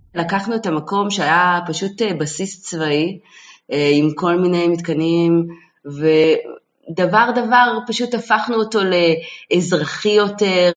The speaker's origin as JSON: {"language": "Hebrew", "country": "Israel", "tie": "born or raised there", "also_born_or_lived": "United States", "said": "הייתי ילדה בעצם קיבוצניקית שיש את הארון המשותף, אין בגדים אישיים, והיה לי בית בארצות הברית"}